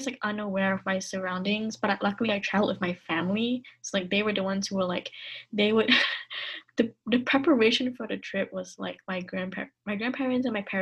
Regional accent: Kuala Lumpur, Malaysia; moved away as an adult; now in United States; I grew up in Kuala Lumpur

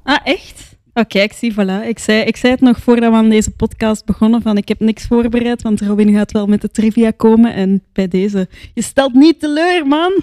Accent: Antwerp, Flanders, Belgium; ik zeg dat als Antwerpenaar

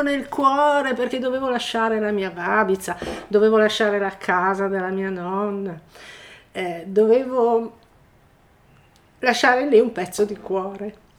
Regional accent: Milan, Lombardy, Italy; moved away as an adult; now in Resia, Italy; abito a Niva di Resia, sono nata a Milano e nel lontano 1980 ho deciso di ehm, venire a vivere a Resia

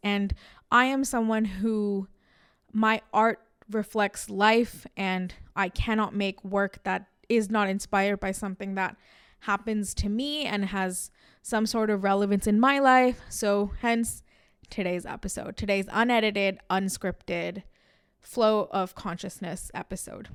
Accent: India; we are Indians and we're proud of being Indian

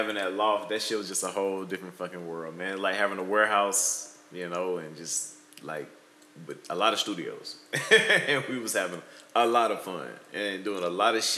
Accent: Atlanta, Georgia, United States; moved away as an adult; now in Portland, United States; I'm originally from Atlanta, Georgia, and we live out here on the West Coast now in Portland

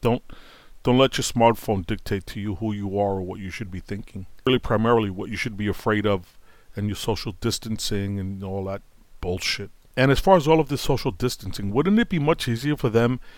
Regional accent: New York City, New York, United States; I grew up in Brooklyn

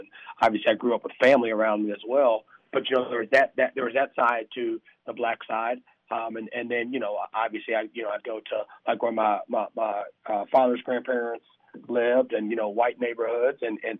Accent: the South, United States; obviously race relations in America, especially growing up in the South, you know, a son of a mixed couple

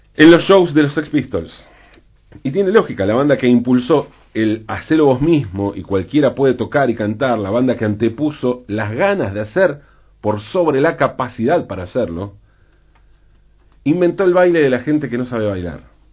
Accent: Valentín Alsina, Buenos Aires Province, Argentina; mi ciudad natal, de mi barrio, Valentín Alsina

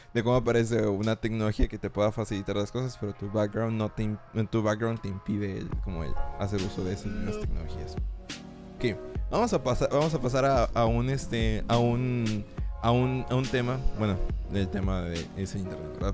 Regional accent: Mexico; nosotros como mexicanos

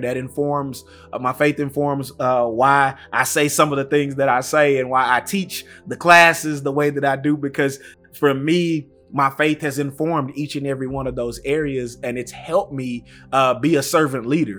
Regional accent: Tyler, Texas, United States; I grew up in East Texas. Uh, shout out to Tyler

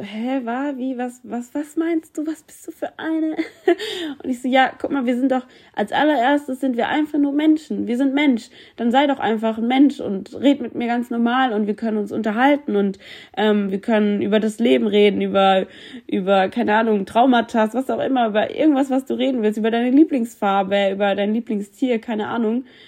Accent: Germany; Ich bin in Deutschland geboren, ich fühle mich deutsch und ich liebe es, deutsch zu sein.

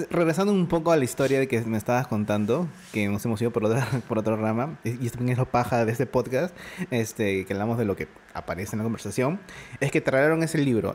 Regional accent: Lima, Peru; yo conocía mi distrito y con las justas me iba de vez en cuando a, San Miguel y soy de los Olivos

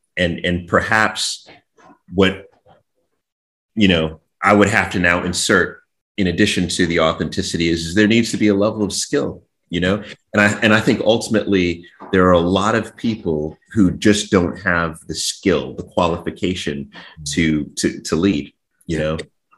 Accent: Jamaica; I had, you know, I'm Jamaican, you know, Caribbean.

